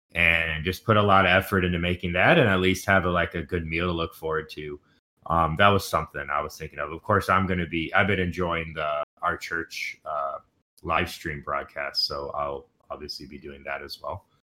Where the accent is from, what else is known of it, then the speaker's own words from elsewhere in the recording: Houston, Texas, United States; moved away; growing up in Houston, we had very specific uh, traditions